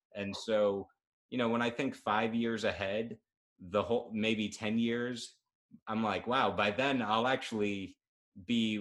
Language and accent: English; New York, United States; I'm a New Yorker. My business is based in New York